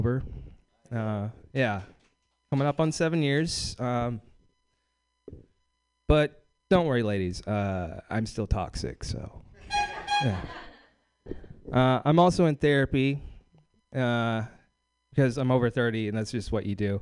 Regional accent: Bakersfield, California, United States; moved away; I'm from Bakersfield, California

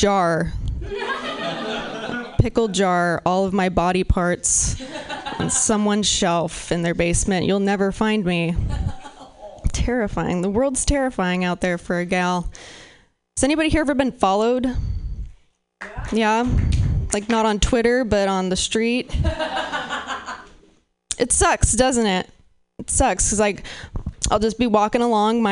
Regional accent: Pacific Northwest, United States; I'm from the Pacific Northwest

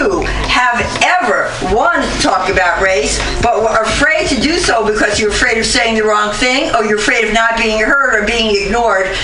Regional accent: New York City, New York, United States; now in San Francisco Bay Area, United States; I've been here for over 35 years. I'm from the Bronx, but I'm still from the Bronx

